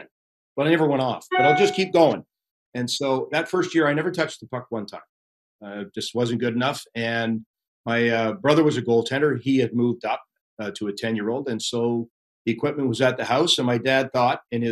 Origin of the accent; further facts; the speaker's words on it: Pickering, Ontario, Canada; we're from Pickering.